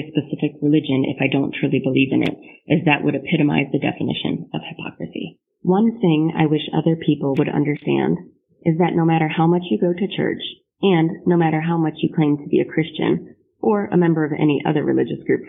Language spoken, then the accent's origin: English; Grand Rapids, Michigan, United States; moved away as an adult; now in Dayton, United States; I'm originally from Grand Rapids, Michigan, but I'm currently serving in the United States Air Force as an officer stationed at Wright-Patterson Air Force Base in Dayton, Ohio.